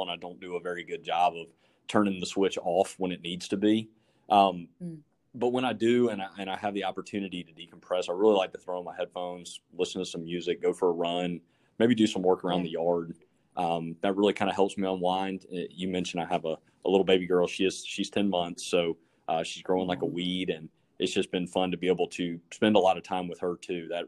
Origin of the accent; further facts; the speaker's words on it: South Carolina, United States; also born or lived in Florida; So I grew up in South Carolina. You, you mentioned that at the beginning of the podcast. I was actually born in Florida.